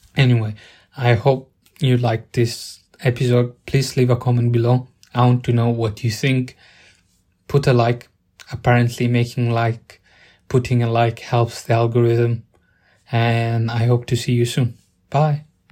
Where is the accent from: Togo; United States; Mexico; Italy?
Italy; now in United Kingdom; Growing up in Italy